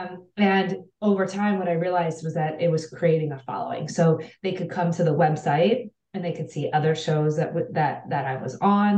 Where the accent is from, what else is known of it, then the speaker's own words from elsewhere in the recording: Cleveland, Ohio, United States; I'm from Cleveland, Ohio